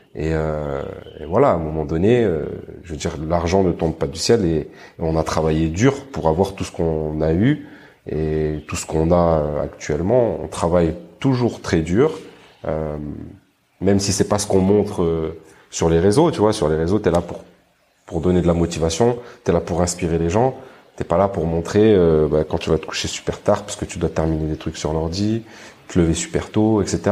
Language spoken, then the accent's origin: French; Grenoble, Auvergne-Rhône-Alpes, France; moved away as an adult; je suis de Grenoble, j'ai grandi à Grenoble et j'habitais à Grenoble